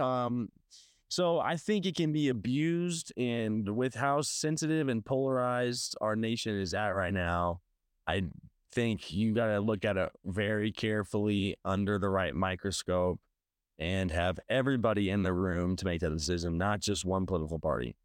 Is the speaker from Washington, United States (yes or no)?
no; Saint Louis County, Missouri, United States; now in St. Louis, United States; I grew up in Saint Louis County